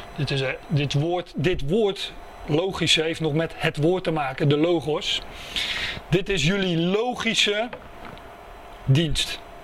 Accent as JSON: {"language": "Dutch", "country": "Netherlands", "said": "daar zijn we Nederlanders voor"}